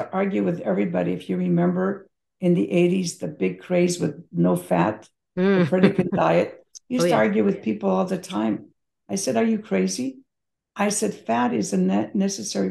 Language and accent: English; Belgrade, Serbia; moved away; I was born in Belgrade, former Yugoslavia, now Serbia. My mother, when I was a child, used to go to the open air market